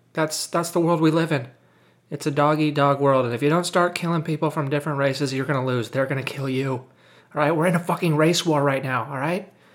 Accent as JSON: {"language": "English", "country": "United States", "also_born_or_lived": "Japan / Germany", "said": "I'm mixed race as well, you know, 'cause I'm American"}